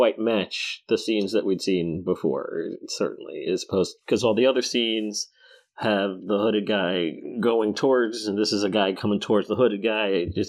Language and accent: English; New York, United States; moved away; Look, I'm from New York originally